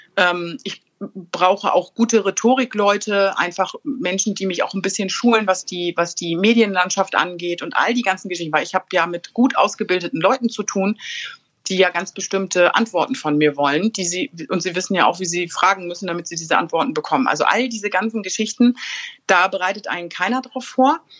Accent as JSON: {"language": "German", "town": "Bad Schwartau", "region": "Schleswig-Holstein", "country": "Germany", "tie": "born or raised there", "said": "ich bin in Bad Schwartau groß geworden"}